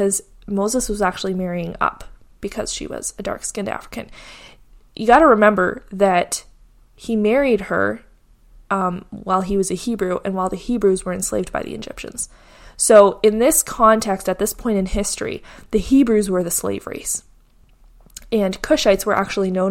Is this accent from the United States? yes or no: no; Canada; I grew up in North America, specifically Canada